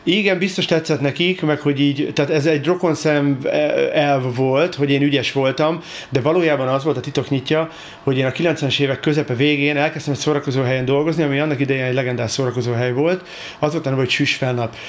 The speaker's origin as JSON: {"language": "Hungarian", "region": "Budapest", "country": "Hungary", "tie": "born or raised there", "said": "én Csepelen nőttem fel"}